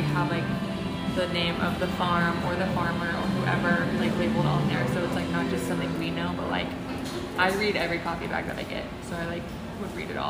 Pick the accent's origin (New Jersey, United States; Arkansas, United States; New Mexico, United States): Arkansas, United States; now in Texas, United States